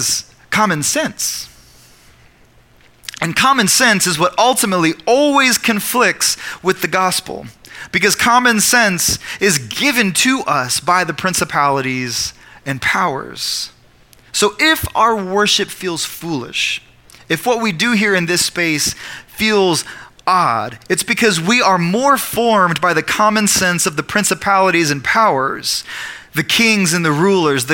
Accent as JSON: {"language": "English", "region": "Oklahoma", "country": "United States", "said": "I'm also an Oklahoman, and I'm also an American"}